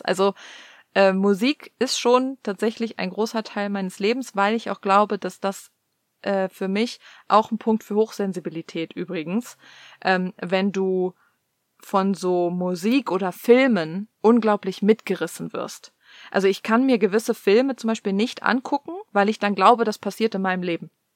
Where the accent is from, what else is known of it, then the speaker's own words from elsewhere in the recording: Cologne, North Rhine-Westphalia, Germany; also born or lived in East Germany (GDR); ich bin halt in einer, in einem Kölner Vorort groß geworden